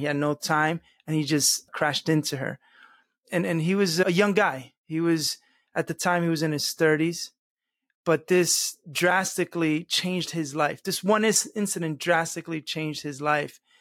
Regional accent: United States; first language Spanish; English is a second language; Spanish was actually my first language. I was born and raised in this country, but at home we only spoke Spanish

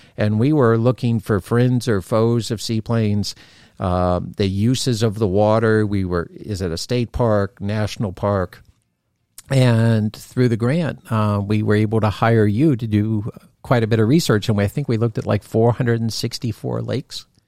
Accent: Florida, United States; growing up in Florida

